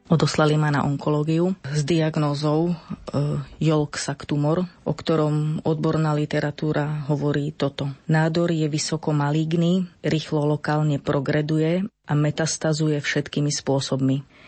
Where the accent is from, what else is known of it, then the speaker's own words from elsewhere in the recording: eastern Slovakia, Slovakia; pochádzam z východného Slovenska